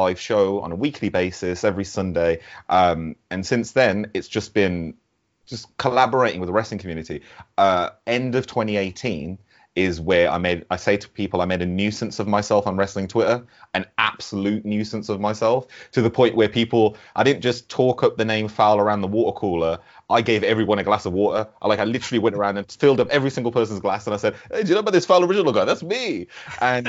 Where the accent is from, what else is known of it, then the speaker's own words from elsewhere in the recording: Birmingham, West Midlands, United Kingdom; I'm from Birmingham